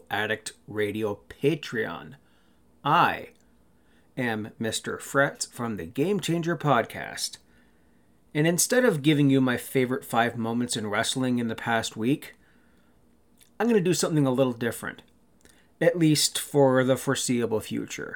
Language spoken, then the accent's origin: English; Ontario, Canada; I grew up in Kennington, Ontario, Canada, a small town about an hour and a half northwest of Toronto